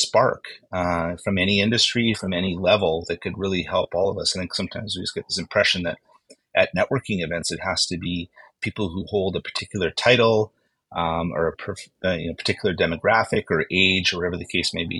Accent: Winnipeg, Manitoba, Canada; moved away; I was born and raised in Winnipeg

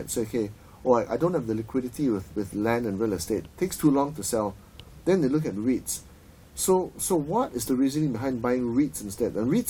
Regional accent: Penang, Malaysia; I'm from Penang, right? And my father, who was a lawyer, used to do some work for the late great Lo Bun Siew, Tan Sri Lo Bun Siew.

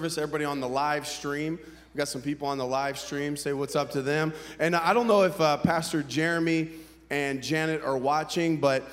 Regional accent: Columbus, Ohio, United States; also born or lived in Waxahachie, Texas; I'm from Columbus, Ohio, and pastor there

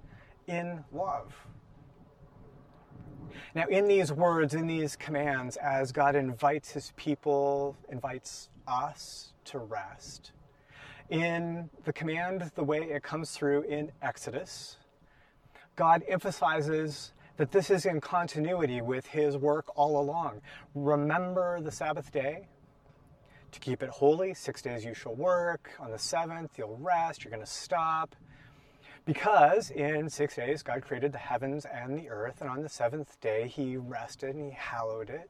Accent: Portland, Oregon, United States; growing up in Portland as a kid

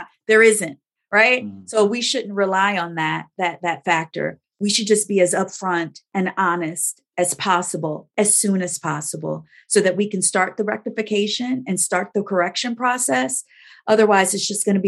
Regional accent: Gary, Indiana, United States; moved away as an adult; also born or lived in Chicago suburbs, Illinois; now in Big Rapids, United States; I was born and raised in Gary, Indiana, but lived in the Chicago suburbs almost my entire career.

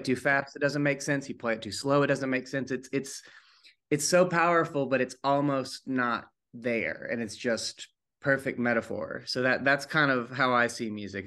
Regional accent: East Tennessee, United States; I grew up in East Tennessee

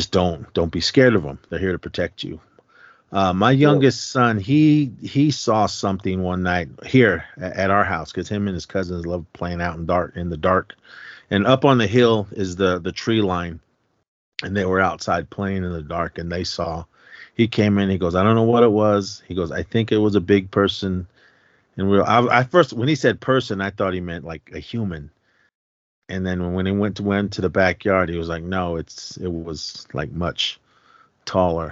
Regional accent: Oakland, California, United States; moved away; I grew up in Oakland, California, so I was a urban native

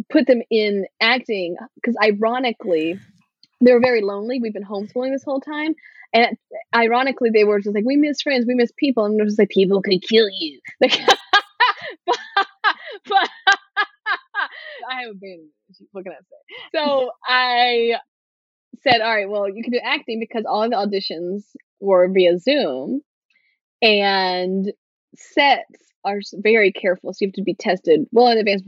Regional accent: Martinsville, Virginia, United States; born or raised there; moved away as an adult; also born or lived in Northeast United States

